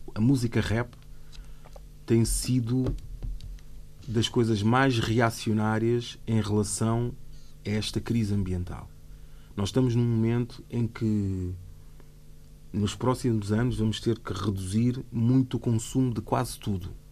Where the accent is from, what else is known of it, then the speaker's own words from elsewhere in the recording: Portugal; Eu cresci nos anos 90 em Portugal